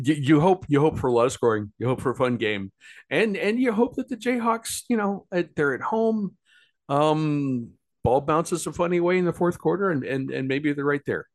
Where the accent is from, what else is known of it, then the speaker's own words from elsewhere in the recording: New York, United States; I'm a New Yorker